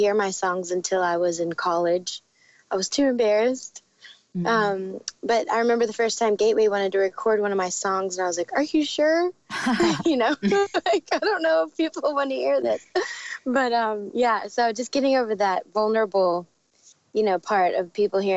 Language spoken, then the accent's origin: English; Dallas, Texas, United States; moved away as an adult; also born or lived in Arizona; now in Nashville, United States; I grew up in Dallas